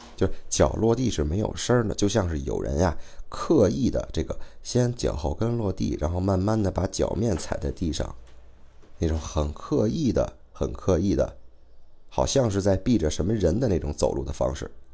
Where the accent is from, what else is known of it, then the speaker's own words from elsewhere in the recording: Beijing, China; 我是北京的啊，不管是生活还是工作都在北京